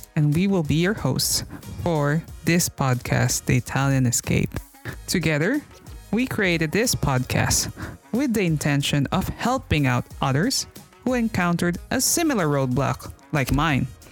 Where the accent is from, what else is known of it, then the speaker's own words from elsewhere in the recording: Philippines; moved away as an adult; also born or lived in France / Poland; now in Italy; growing up in the Philippines, I had a lot of exposure with different languages